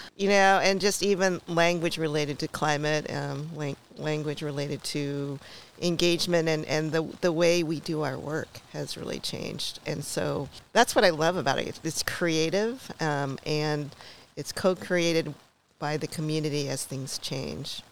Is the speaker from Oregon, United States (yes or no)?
yes; Portland, Oregon, United States; I was born in Oregon, in Portland